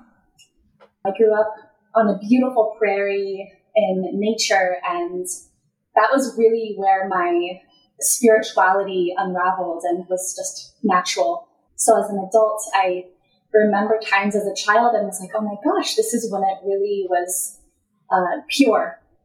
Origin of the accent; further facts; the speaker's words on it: Colorado Springs, Colorado, United States; I was born in Colorado Springs, Colorado, and my soul chose to be open, adopted person